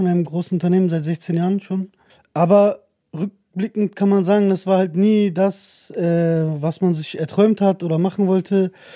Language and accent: German; Germany; ich bin in Deutschland geboren